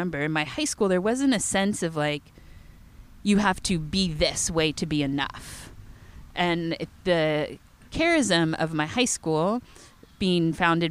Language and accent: English; Folsom, California, United States; also born or lived in Walnut Creek, California; I grew up in Folsom, and this is in Sacramento where my high school was